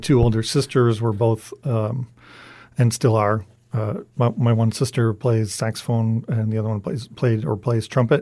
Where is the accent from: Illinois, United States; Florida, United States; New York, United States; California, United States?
Illinois, United States; Big Rock; moved away as an adult; also born or lived in New Mexico / Alaska; My hometown of Big Rock is about 1,000 people